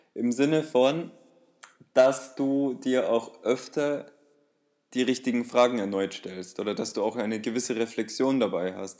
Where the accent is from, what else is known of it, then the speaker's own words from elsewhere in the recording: Bavaria, Germany; bei uns in Bayern